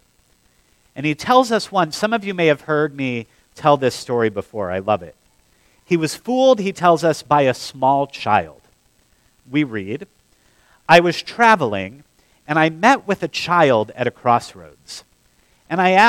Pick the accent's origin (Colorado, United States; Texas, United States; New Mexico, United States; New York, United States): Colorado, United States; Denver; moved away as an adult; now in Tampa, United States; my hometown